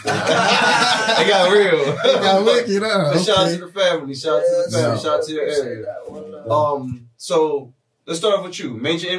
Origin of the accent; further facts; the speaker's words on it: New York, United States; I'm like, bro, I'm from New York.